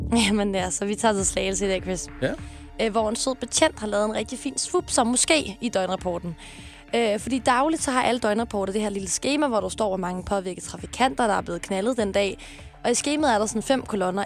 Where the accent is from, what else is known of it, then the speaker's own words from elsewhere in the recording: Sorø, Zealand, Denmark; Jeg er fra Sorø